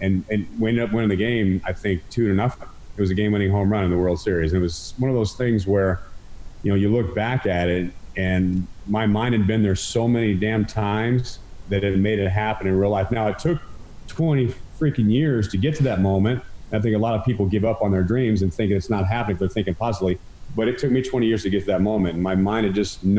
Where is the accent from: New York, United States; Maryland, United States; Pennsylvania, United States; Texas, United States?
Texas, United States; Arlington; I just started watching the Texas Rangers on my grandma's TV growing up in Arlington, Texas